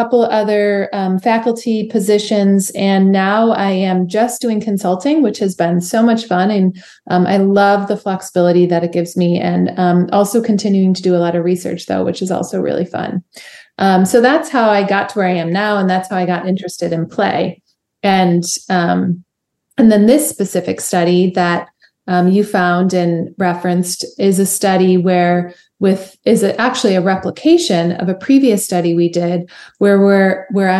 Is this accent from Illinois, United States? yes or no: yes; Chicago, Illinois, United States; moved away as an adult; also born or lived in Nashville, Tennessee; I'm from Chicago originally